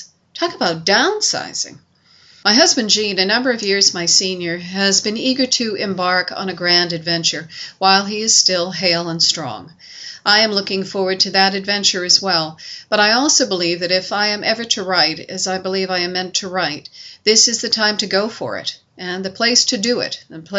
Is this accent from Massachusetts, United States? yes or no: yes; Burlington, Massachusetts, United States; moved away; also born or lived in Chester County, Pennsylvania; I was raised in Burlington, Massachusetts